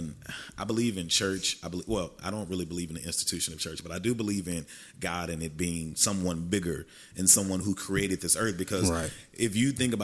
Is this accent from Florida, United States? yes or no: no; Texarkana, Texas, United States; moved away; I'm from the Texas side